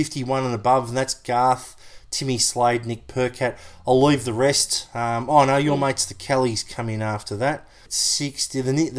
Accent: New Zealand; I'm from New Zealand.

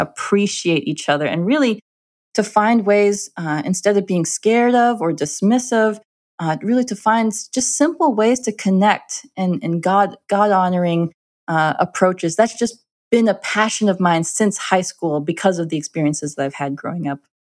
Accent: Minnesota, United States; I am, I am an Indian girl, a brown-skinned Indian girl in a Scandinavian community in Minnesota.

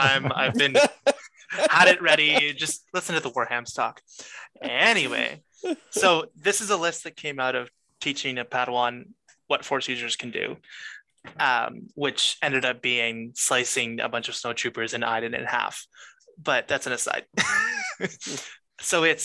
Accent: Canada; I am Canadian

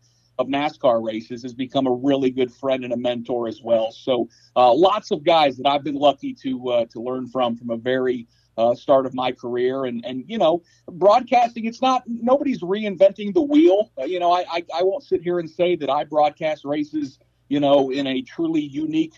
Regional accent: Indiana, United States; accent: Indiana dialect; I'm from Indiana

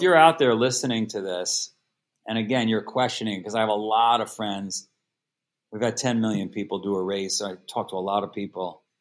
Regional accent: New York City, New York, United States; moved away as an adult; now in Vermont, United States; I was born in Queens, New York. If you saw the movie Goodfellas, I grew up in Ground Zero, for that movie

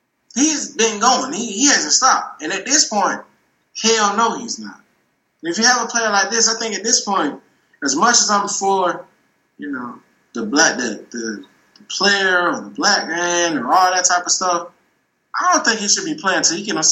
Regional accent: the South, United States; And I'm from the South. We from the South

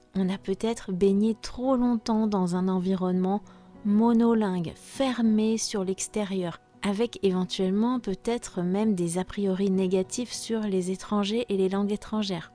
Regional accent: France; je suis française

